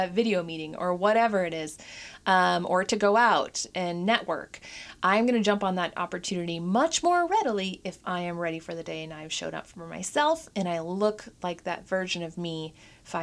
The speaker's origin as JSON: {"language": "English", "region": "Minnesota", "country": "United States", "moved": "yes", "lives_now": "Portland, United States", "said": "I'm from Minnesota"}